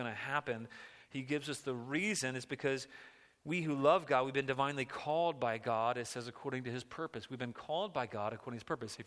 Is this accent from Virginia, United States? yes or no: yes; just outside Washington, D.C., Virginia, United States; I grew up just outside of Washington, D.C., in the boonies in Virginia, and then we moved closer to it